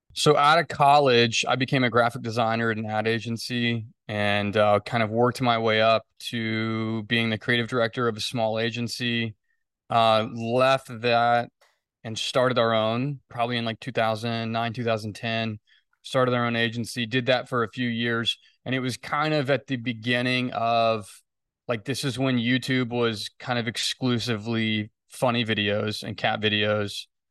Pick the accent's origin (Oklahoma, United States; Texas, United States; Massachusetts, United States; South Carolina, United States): Texas, United States; Fort Worth; I grew up in Fort Worth. I planted the company in Fort Worth. I never really moved.